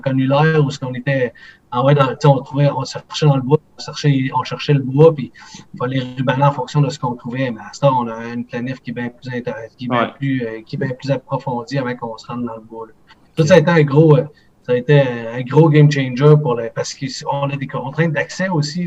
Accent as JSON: {"language": "French", "region": "Quebec", "country": "Canada", "said": "chez nous au Québec"}